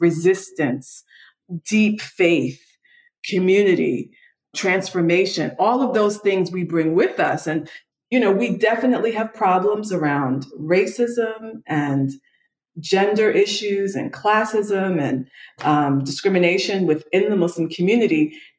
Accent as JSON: {"language": "English", "country": "United States", "said": "I'm African American. I'm a woman. I'm Muslim."}